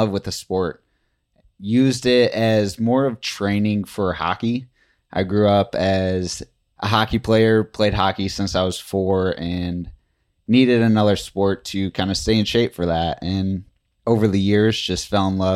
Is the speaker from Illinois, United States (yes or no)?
yes; Chicago, Illinois, United States; I am from Chicago